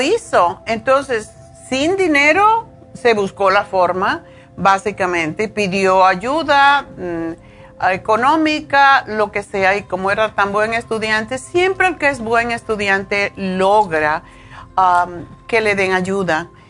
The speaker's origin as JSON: {"language": "Spanish", "country": "Cuba", "also_born_or_lived": "Spain", "moved": "as an adult", "lives_now": "United States", "said": "cuando me fui de Cuba, me fui como dicen con una mano adelante y otra atrás"}